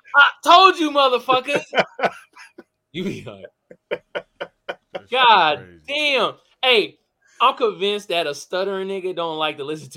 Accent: Oakland, California, United States; I'm from Oakland, California, bro.

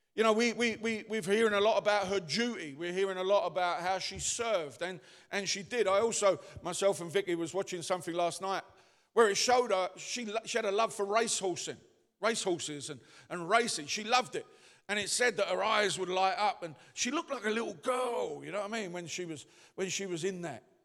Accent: London, United Kingdom; moved away; I come from the East End.

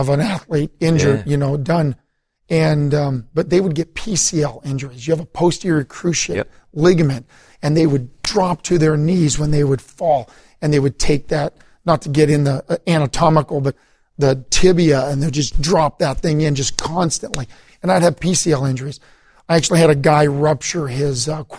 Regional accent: East Coast, United States; moved away; I was raised in the East Coast

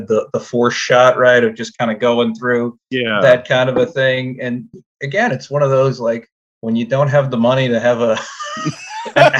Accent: New Orleans, Louisiana, United States; I'm from New Orleans

